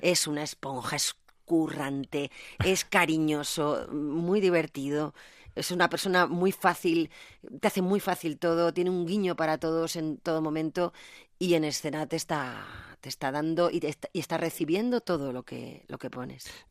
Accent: Zaragoza, Aragon, Spain; moved away; also born or lived in Madrid; yo soy una maña con fuerza y con talante

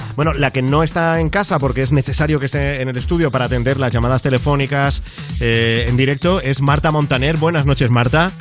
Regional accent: Catalonia, Spain; como soy catalán

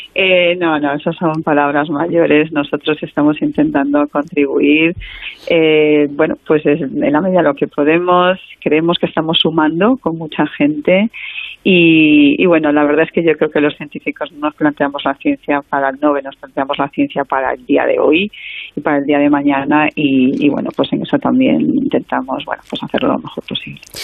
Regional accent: A Coruña, Galicia, Spain; si yo soy gallega y mm. de playa, bueno, de playa que de, zona de mar, eh, la Coruña

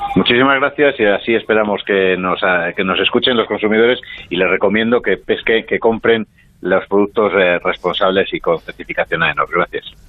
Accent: Spain; como españoles en concreto y como europeos

